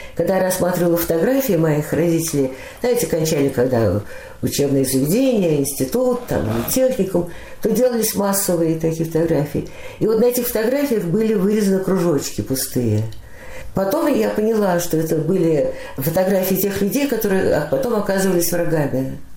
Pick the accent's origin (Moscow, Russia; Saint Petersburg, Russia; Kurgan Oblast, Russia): Moscow, Russia; moved away as an adult; now in Beersheba, Israel; В 1943 году э, я родилась, и так в Москве и осталась